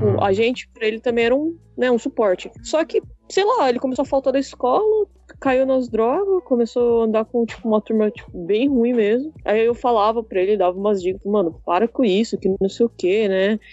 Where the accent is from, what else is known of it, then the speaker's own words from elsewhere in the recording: São Paulo, Brazil; Eu sou de São Paulo, não moro no litoral